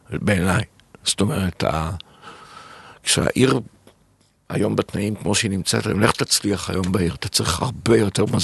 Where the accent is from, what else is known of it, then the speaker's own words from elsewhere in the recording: Tel Aviv, Tel Aviv District, Israel; והילדות שלי בתל אביב, שהיינו מגיעים